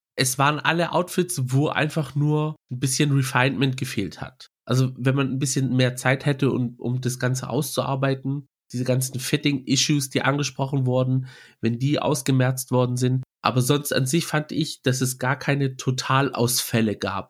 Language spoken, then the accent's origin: German; Germany; Wir sagen zwar hier, wir sind Griechen hier in Deutschland, aber wenn man dann in Griechenland dann unterwegs ist und mit Family oder so redet, dann spürt man es schon, dass manche es einem fühlen lassen, dass man nicht zu hundert Prozent Grieche ist, weil man halt im Ausland aufgewachsen ist